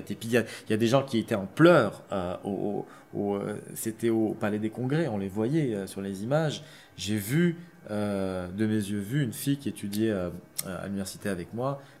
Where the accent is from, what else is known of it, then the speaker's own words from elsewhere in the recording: Algeria; moi, je suis algérien, issu d'une guerre.